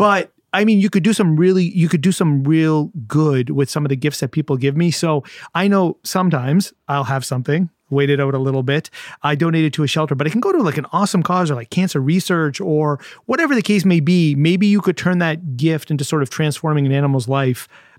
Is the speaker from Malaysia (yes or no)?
no; Canada; My problem is my genetics. Yeah. I'm Canadian.